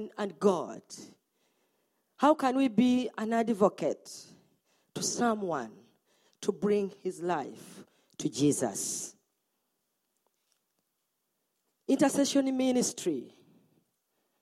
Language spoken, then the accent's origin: English; Uganda; I'm from Uganda.